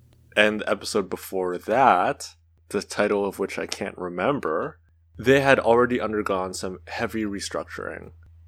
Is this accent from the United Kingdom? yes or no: no; Canada; I'm Canadian, doesn't affect me at all.